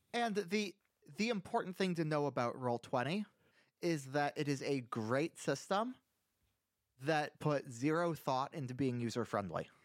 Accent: Iowa, United States; I'm from Iowa

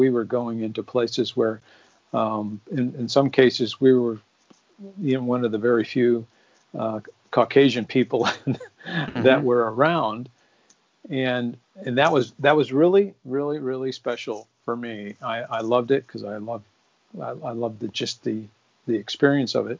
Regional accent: Phoenix, Arizona, United States; moved away; also born or lived in Minnesota; where I grew up in Phoenix, Arizona

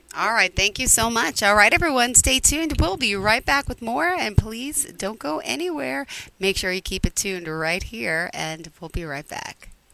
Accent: Long Island, New York, United States; I'm from Long Island.

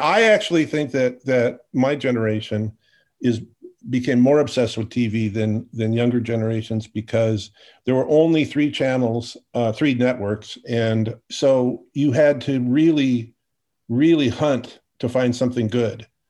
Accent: Portland, Oregon, United States; growing up in Portland, Oregon

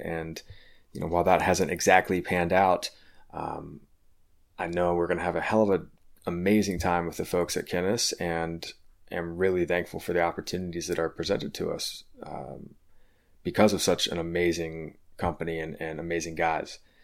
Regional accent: Richmond, Virginia, United States; I'm gonna be bringing you today's episode from my hometown, uh, of Richmond, Virginia

